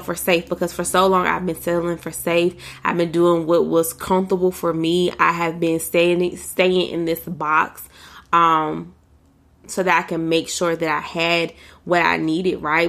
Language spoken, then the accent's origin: English; United States; for me as an American, as a black American, as a black woman in America